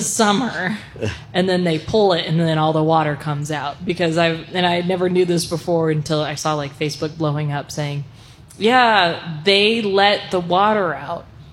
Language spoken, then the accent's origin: English; North Dakota, United States; now in New Mexico, United States; I am from North Dakota.